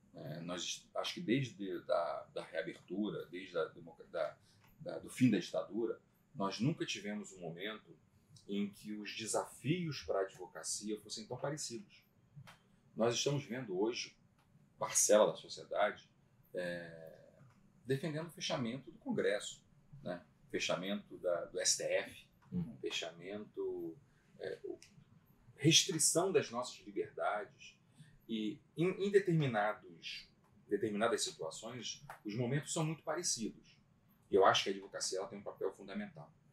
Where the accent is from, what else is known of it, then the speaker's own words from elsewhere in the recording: Magé, Rio de Janeiro, Brazil; Eu sou magiense, nasci em Magé